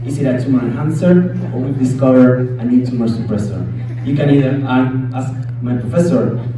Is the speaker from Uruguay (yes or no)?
yes; Uruguay; English is a second language; now in Texas, United States; But I am originally from Uruguay, and in Uruguay we have this poet structure that has this rhyming pattern here.